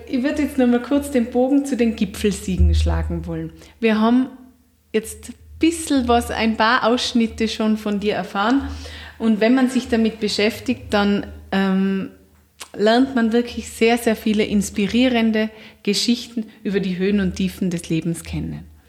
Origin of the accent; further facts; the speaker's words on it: Austria; bei uns in Österreich